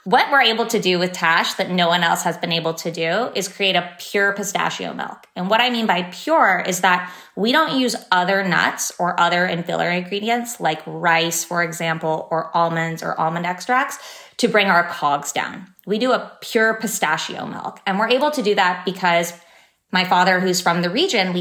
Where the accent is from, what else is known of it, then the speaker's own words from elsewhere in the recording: San Francisco, California, United States; I grew up in San Francisco.